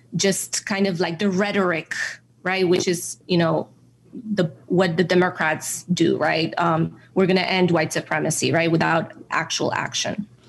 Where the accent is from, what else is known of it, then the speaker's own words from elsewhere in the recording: New York City, New York, United States; moved away as an adult; So I grew up in New York City. I grew up in the Bronx